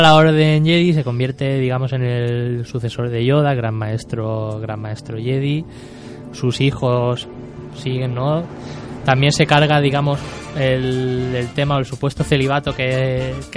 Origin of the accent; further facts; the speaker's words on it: Spain; soy español